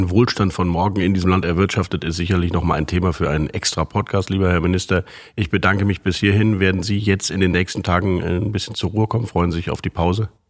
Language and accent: German; Rhineland, Germany; Als Rheinländer bin ich ohnehin nicht misstrauisch, sondern Optimist.